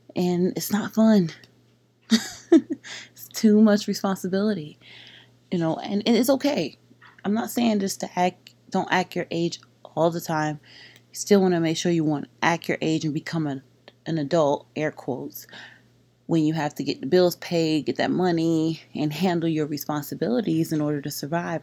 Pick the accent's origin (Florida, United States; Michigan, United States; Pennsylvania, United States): Florida, United States; Palm Beach; growing up in Palm Beach, there is a lot of Caribbean people here